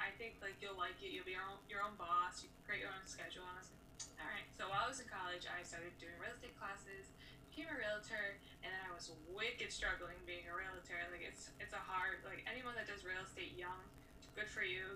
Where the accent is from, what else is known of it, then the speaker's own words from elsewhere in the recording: Rhode Island, United States; I'm from Rhode Island